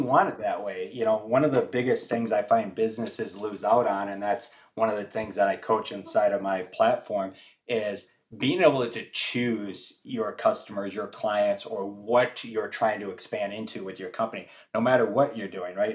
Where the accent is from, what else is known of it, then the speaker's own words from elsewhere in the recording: Michigan, United States; moved away; I'm originally from the Midwest in Michigan